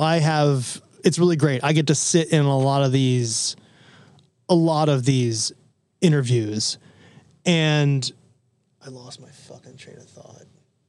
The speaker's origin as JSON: {"language": "English", "region": "New York", "country": "United States", "said": "we're in New York and I'm a New Yorker"}